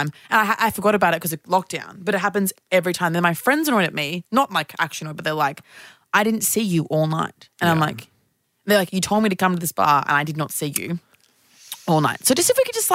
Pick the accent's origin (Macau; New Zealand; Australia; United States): Australia; Brisbane, Queensland; moved away; I'm from Brisbane